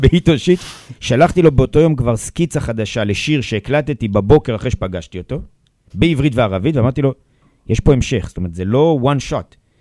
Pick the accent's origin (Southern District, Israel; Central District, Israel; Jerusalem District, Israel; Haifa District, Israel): Jerusalem District, Israel; Jerusalem; גדלתי בירושלים בסביבה מאוד ערבית